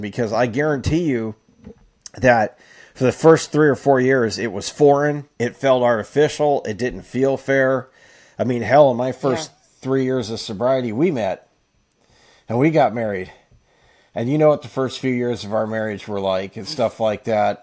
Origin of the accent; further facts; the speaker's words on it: Fresno, California, United States; most of my childhood, or at least when I was a teenager on up, was in Fresno.